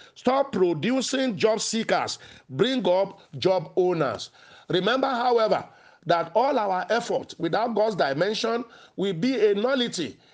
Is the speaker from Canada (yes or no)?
no; Nigeria; as a young man growing up in Nigeria.